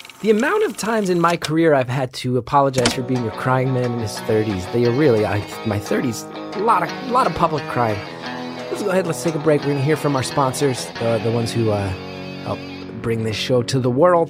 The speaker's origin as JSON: {"language": "English", "region": "New Jersey", "country": "United States", "said": "I'm from Jersey"}